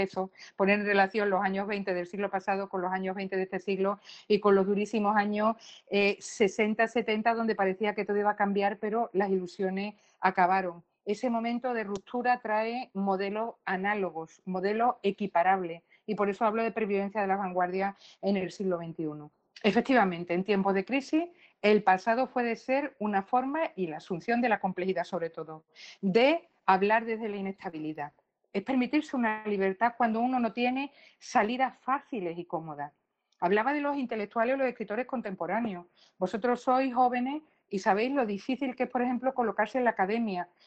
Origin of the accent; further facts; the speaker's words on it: Colombia; como vosotros soy colombiano